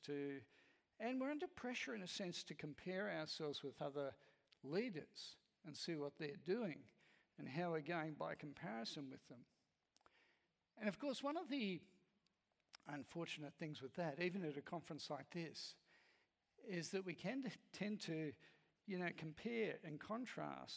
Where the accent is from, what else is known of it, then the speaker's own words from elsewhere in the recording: Australia; I'm Australian